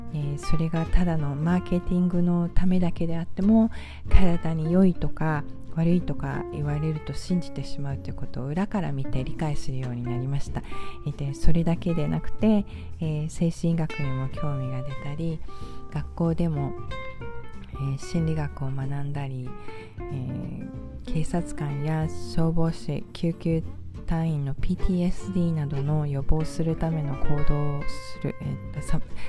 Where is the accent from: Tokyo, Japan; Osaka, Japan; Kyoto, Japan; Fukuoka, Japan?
Tokyo, Japan; moved away as an adult; also born or lived in Spain; now in United States; 私は東京で育ちまして